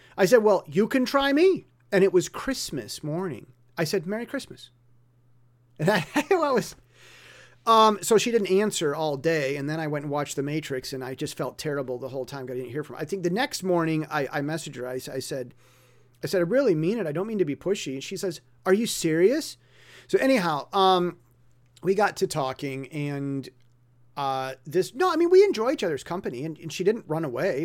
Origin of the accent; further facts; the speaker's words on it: United States; first language English; now in Taiwan; me being American with English as my native language